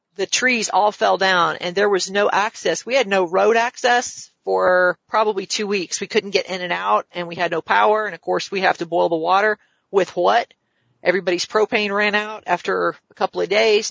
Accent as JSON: {"language": "English", "region": "the South", "country": "United States", "also_born_or_lived": "Washington, District of Columbia, United States", "lives_now": "Augusta, United States", "said": "I'm from the South."}